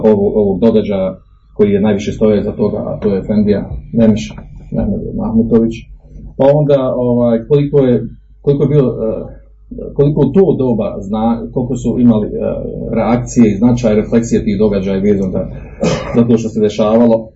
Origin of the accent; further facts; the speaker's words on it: Bosnia & Herzegovina; kod nas u Bosni.